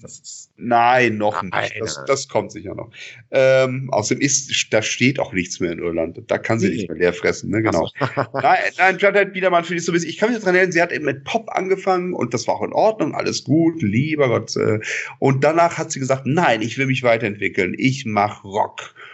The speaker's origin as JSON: {"language": "German", "town": "Bonn", "region": "North Rhine-Westphalia", "country": "Germany", "said": "als Bonner"}